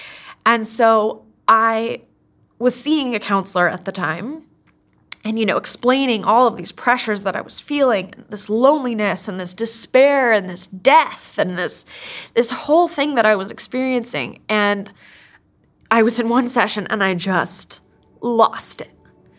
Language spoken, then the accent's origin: English; Kenya; moved away as an adult; now in United States; I mean, I grew up in Kenya, I grew up overseas, and which really shaped me. That really made me who I am today. After finishing high school, I came to the United States, and it was a huge culture shock.